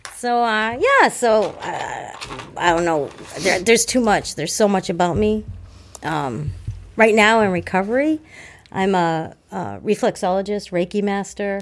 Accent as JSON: {"language": "English", "town": "Hanover", "region": "Massachusetts", "country": "United States", "tie": "born or raised there", "said": "I grew up in Hanover. I was born in Hanover"}